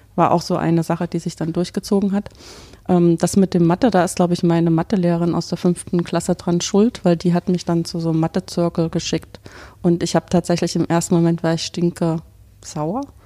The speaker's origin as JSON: {"language": "German", "town": "Weimar", "region": "Thuringia", "country": "Germany", "also_born_or_lived": "Dresden / Paderborn / Bonn / Hannover", "moved": "as an adult", "lives_now": "Karlsruhe, Germany", "said": "Also ich stamme ursprünglich aus Weimar, habe in Dresden studiert"}